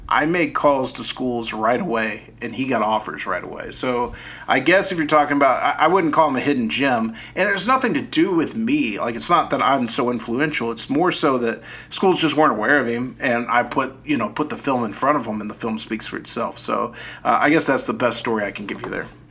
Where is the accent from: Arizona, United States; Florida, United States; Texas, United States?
Texas, United States; Dallas; I grew up in Dallas